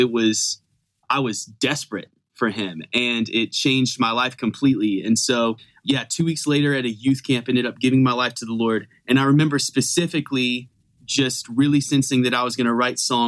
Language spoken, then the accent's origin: English; Fayetteville, North Carolina, United States; I grew up in Fayetteville, North Carolina